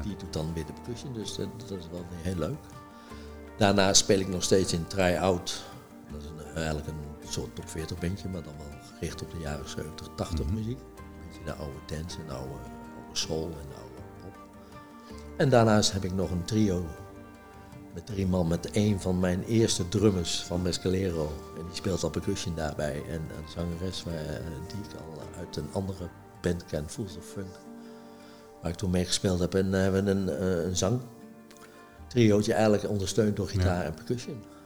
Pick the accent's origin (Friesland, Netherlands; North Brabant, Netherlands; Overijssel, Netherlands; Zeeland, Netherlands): Overijssel, Netherlands; Deventer; also born or lived in Apeldoorn; now in Olst, Netherlands; uit Deventer, geboren in Apeldoorn, getogen in Deventer, wonende te Olst